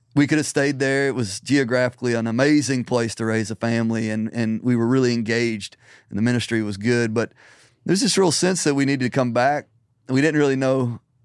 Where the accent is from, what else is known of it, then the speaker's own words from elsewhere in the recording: Middle Tennessee, United States; also born or lived in Nashville; I was born and raised in Middle Tennessee.